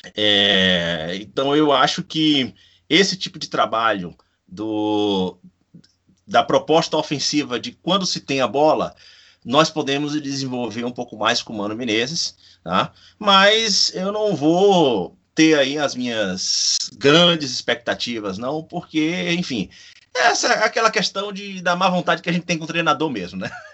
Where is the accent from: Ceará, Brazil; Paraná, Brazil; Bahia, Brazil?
Bahia, Brazil